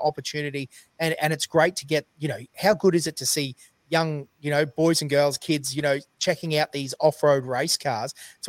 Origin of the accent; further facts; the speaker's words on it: central Queensland, Australia; We're from Queensland, central Queensland even, so we don't even know what snow looks like